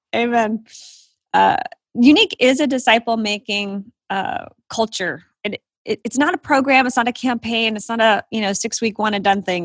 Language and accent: English; Florida, United States; moved away as an adult; also born or lived in Virginia / New Jersey / Southern California; now in Atlanta, United States; I grew up in Florida.